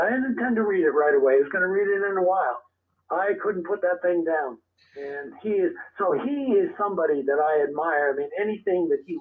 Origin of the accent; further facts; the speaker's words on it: Rhode Island, United States; moved away as an adult; also born or lived in New York City, New York; now in Massachusetts, United States; I was born in New York City. Okay. And I lived there for 6 years. And then my parents moved to Rhode Island. And basically, I grew up in Rhode Island.